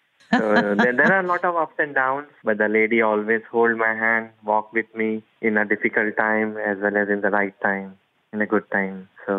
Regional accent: India; moved away as an adult; now in United States; My hometown is in India, but I live in US from past 5-6 years with my wife.

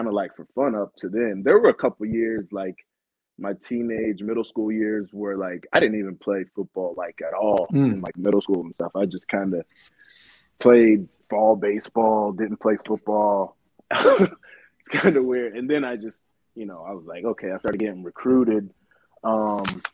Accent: Tallahassee, Florida, United States; I grew up in Tallahassee playing baseball and football

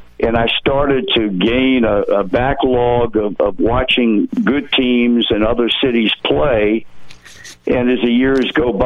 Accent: Virginia, United States; I was brought up in Virginia.

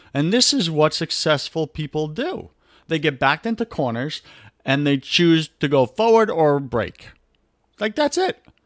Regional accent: New York, United States; accent: New York; my New York accent

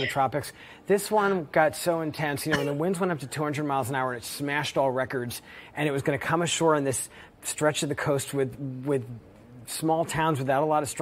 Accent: Long Island, New York, United States; now in Los Angeles, United States; I grew up on Long Island, so the kind of violent weather that I knew was hurricanes

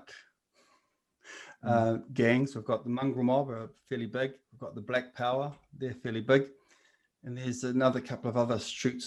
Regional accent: Napier, Hawke's Bay, New Zealand; I'm Ngāti Kahanunu, and I was brought up in Hawke's Bay and Marae Nui, which is the sort of lower socioeconomic area of Napier, the Hawke's Bay.

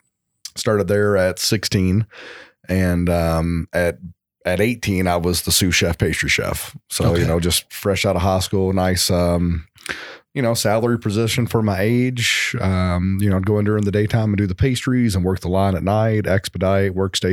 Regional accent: Louisville, Kentucky, United States; I am. Yes. I grew up in Louisville. Started in restaurants here at 14

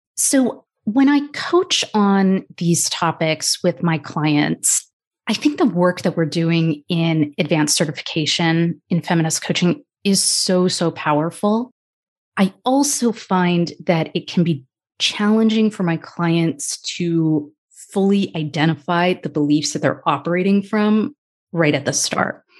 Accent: United States; I'm Indian American, biracial

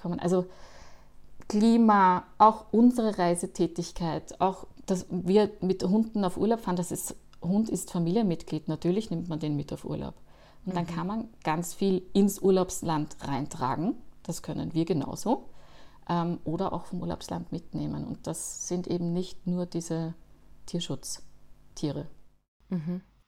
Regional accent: Austria; man hört es mir wahrscheinlich an, ich komme auch aus Österreich

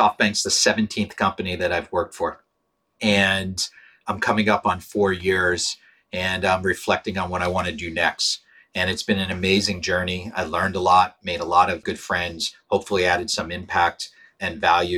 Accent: Pittsburgh, Pennsylvania, United States; I grew up in Pittsburgh

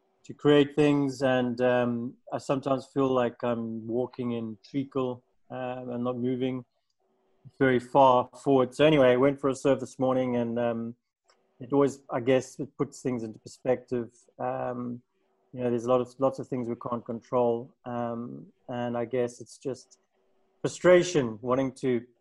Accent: South Africa; now in Portugal; I'm from South Africa, moved to Europe, traveled to quite a few places, lived in a few places. And yeah, Portugal's home for now.

